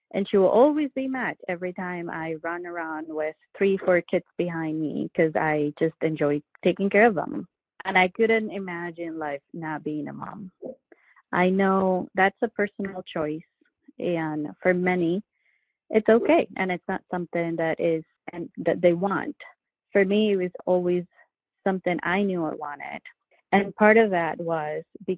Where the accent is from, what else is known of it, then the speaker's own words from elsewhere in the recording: Venezuela; moved away; I was born in Venezuela